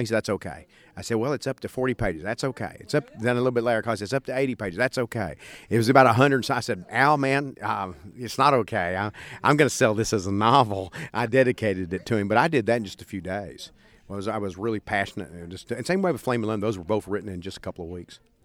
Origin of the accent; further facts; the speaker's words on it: East Texas, United States; growing up in East Texas, that's a kind of sense of humor that a lot of people have